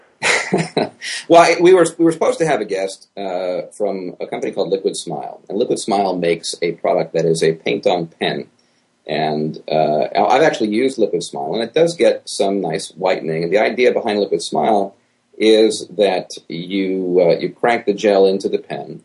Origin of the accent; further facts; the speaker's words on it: New York, United States; now in Miami, United States; I'm from New York originally.